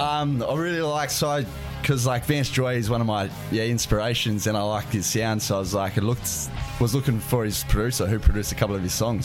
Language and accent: English; Canberra, Australian Capital Territory, Australia; I grew up on the farm. Yep. Uh, just outside Canberra